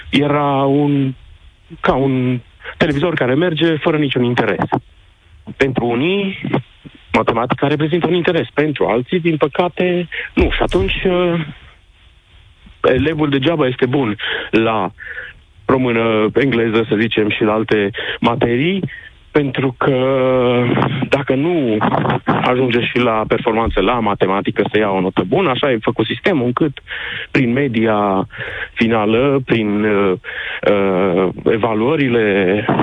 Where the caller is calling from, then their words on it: Cluj, Cluj County, Romania; Se sunt din Cluj. La noi tariful meditațiilor e 50 de lei ora